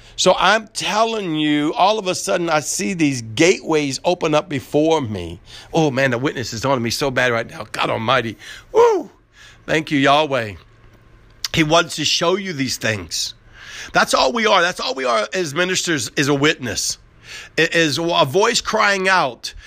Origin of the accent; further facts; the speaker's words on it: New Orleans, Louisiana, United States; I grew up in Southern New Or-, New Orleans